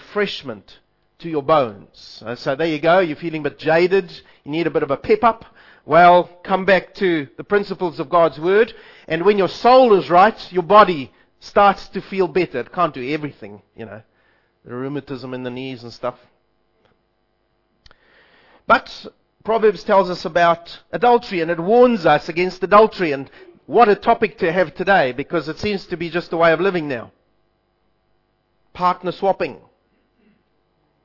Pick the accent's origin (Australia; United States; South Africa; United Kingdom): South Africa; I'm South African